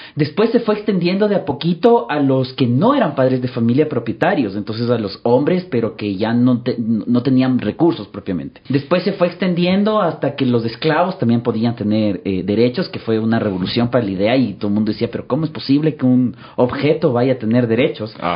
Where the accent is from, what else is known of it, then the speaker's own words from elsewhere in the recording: Quito, Pichincha, Ecuador; yo soy quiteño eh, nacido, crecido, siempre acá, estudiado en Quito